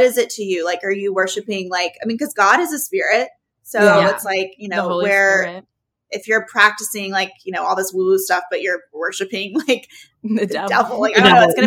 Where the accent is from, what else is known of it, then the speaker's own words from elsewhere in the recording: Oxford, Mississippi, United States; we grew up in Oxford, Mississippi.